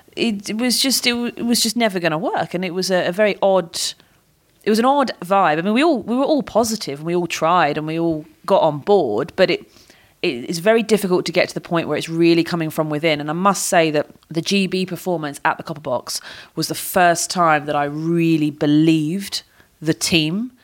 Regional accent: United Kingdom; as a Brit.

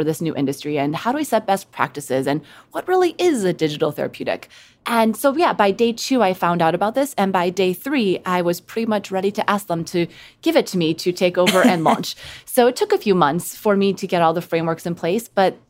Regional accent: Midwest, United States; In the Midwest.

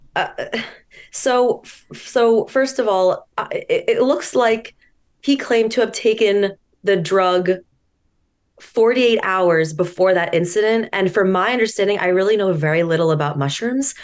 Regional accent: Marblehead, Massachusetts, United States; I'm from Marblehead

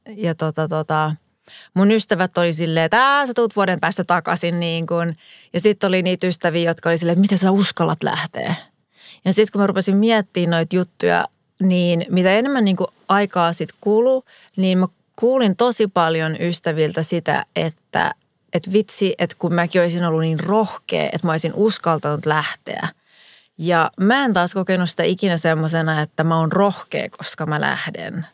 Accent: Espoo, Uusimaa, Finland; moved away as an adult; also born or lived in New York / Miami; mä oon kuitenkin syntynyt ja varttunut Suomessa ja elin sen 19 vuotta täällä

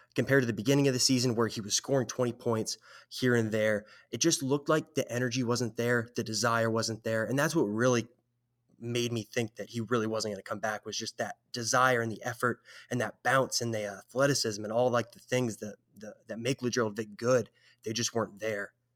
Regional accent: San Jose, California, United States; now in Kansas, United States; I'm originally from San Jose, California, way out west

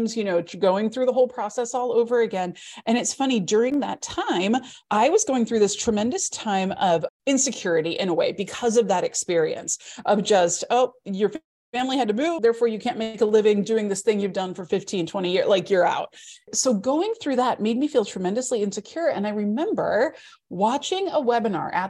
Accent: Midwest, United States; growing up in the Midwest

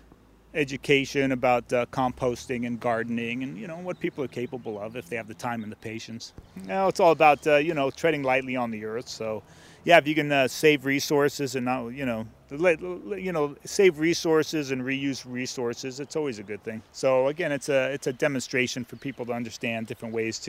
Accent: San Francisco, California, United States; I grew up in San Francisco

